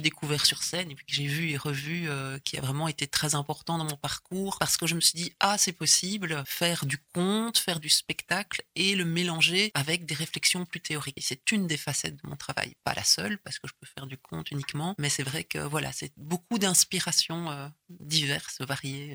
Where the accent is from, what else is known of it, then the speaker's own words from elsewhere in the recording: Basècles / Bassilly, Hainaut, Wallonia, Belgium; also born or lived in Ath; now in Brussels, Belgium; Je suis originaire du Hainaut mais du centre. Donc je suis né à Hatt. Ah et j'ai grandi euh, à Bassili.